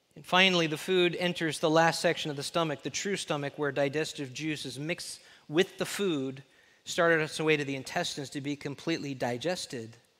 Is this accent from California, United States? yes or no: yes; Los Angeles, California, United States; now in Texas, United States; I grew up in the mean streets of L